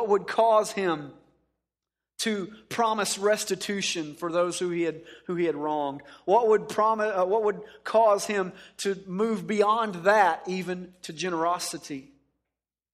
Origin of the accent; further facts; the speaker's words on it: Dallas-Fort Worth area, Texas, United States; I grew up in the Dallas-Fort Worth area